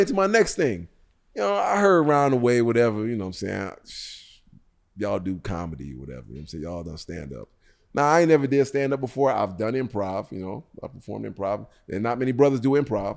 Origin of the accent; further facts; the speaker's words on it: Jamaica; I'm Jamaican